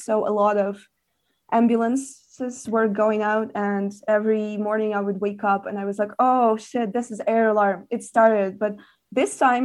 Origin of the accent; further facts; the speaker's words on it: Lviv, Lviv Oblast, Ukraine; also born or lived in Kyiv; I grew up in Lviv